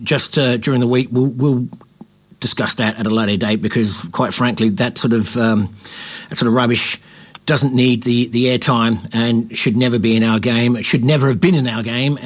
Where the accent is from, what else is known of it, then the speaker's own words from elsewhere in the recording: Australia; we here in Australia tend to be a little bit salty